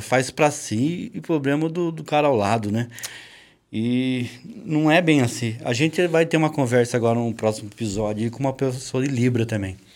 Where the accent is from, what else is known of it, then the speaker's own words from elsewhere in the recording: Taubaté, São Paulo, Brazil; nós, Tabateano